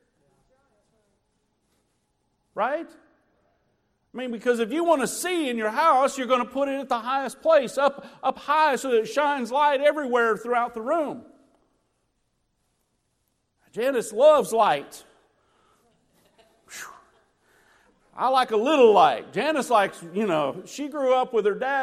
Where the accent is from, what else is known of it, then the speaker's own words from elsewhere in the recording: Illinois, United States; moved away; I grew up in Illinois when I was a kid